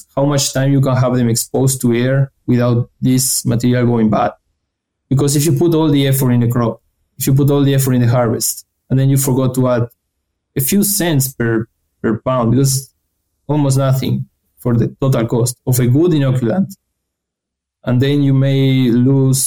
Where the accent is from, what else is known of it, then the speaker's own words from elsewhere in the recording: Ramírez, Entre Ríos, Argentina; moved away as an adult; also born or lived in Santa Fe, Argentina / Florida, United States / Germany; I'm originally from Argentina, from the center of the country in a city called Ramírez in the state of Entre Ríos